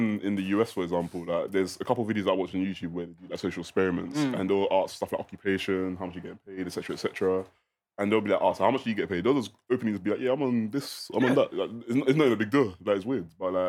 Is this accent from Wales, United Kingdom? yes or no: no; London, United Kingdom; I'm from South London, East London. So one of the ones where we probably grew up in the council estates. I personally did. I lived in a public housing council estate